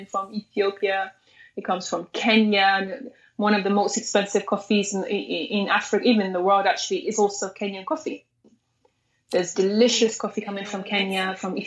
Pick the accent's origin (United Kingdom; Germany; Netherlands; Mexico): United Kingdom; London; also born or lived in Eritrea / Sudan; I grew up in London, so I grew up here for about 21 years now, actually. So my entire life, my education and everything is actually here in London.